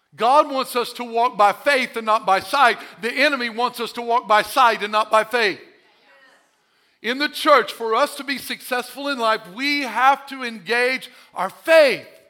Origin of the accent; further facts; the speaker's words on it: Missouri, United States; I'm from Missouri. Show me state